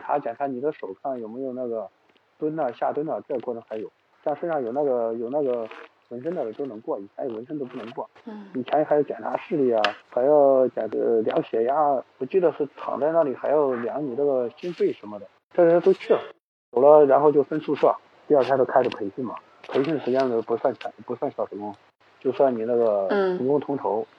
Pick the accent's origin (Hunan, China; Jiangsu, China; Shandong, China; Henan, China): Henan, China; Xuchang; 我是河南人嘛，河南许昌人。